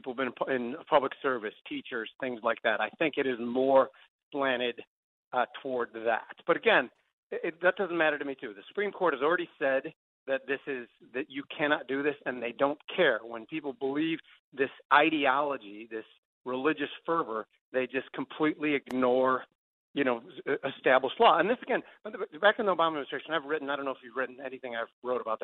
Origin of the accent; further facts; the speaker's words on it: Palatine, Illinois, United States; I'm from Palatine. I grew up 11 people in one home